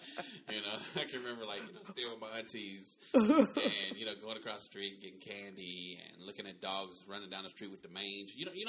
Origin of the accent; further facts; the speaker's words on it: Oakland, California, United States; also born or lived in Sacramento, California; I was born in Sacramento, but I moved to Oakland when I was 5 years old. And, you know, I have to pretty much say that I'm an organic Oakland guy.